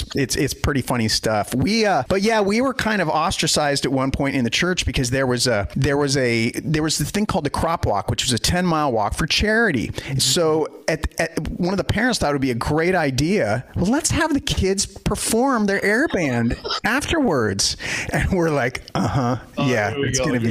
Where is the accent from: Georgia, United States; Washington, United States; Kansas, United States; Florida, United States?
Washington, United States; Pacific Northwest; I'm from the Pacific Northwest